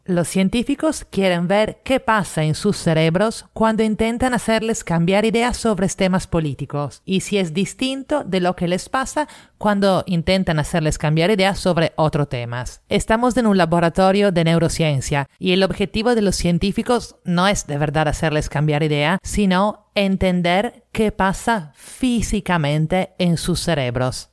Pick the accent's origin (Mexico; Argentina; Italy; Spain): Italy; now in Lima, Peru; italiana en Lima